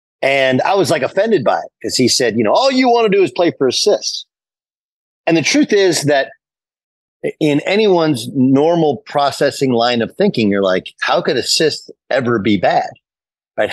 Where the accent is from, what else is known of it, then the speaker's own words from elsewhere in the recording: Los Angeles, California, United States; It's fascinating because I grew up in Los Angeles, a gigantic Magic fan.